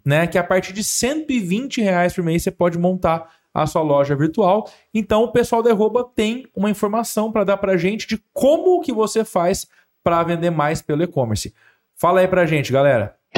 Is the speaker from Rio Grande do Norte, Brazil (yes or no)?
no; Ribeirão Preto, São Paulo, Brazil; moved away as an adult; now in Franca, Brazil; eu sou de Ribeirão Preto, né? Sim. né? Vim para Franca em 2018